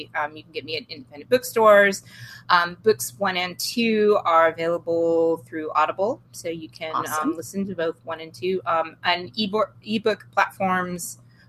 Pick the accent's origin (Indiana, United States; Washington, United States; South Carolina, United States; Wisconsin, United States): Washington, United States; well, I am from Washington State and we have some of the best wine in the world.